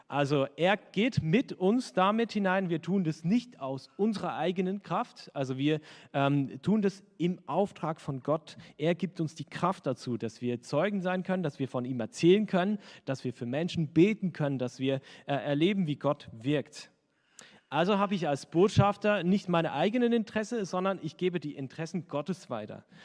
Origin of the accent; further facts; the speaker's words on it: Switzerland; Also wenn ich als Schweizer in Deutschland bin und halt nur Schweizerdeutsch spreche, dann werden mich die Hälfte nicht verstehen.